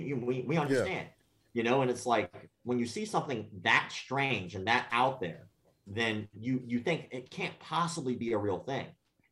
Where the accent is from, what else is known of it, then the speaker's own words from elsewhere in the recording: Detroit, Michigan, United States; We're from Detroit. We learn this in the streets.